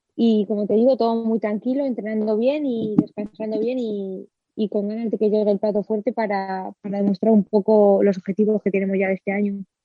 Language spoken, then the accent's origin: Spanish; Villa del Prado, Community of Madrid, Spain; comencé a los nueve añitos a competir en la categoría de Benjamín de segundo año en la Unión Ciclista Villa del Prado de Aire de mi pueblo